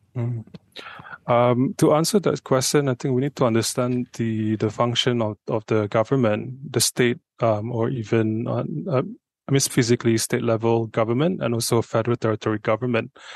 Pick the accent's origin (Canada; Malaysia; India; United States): Malaysia; Subang Jaya, Selangor; I'm from Subha myself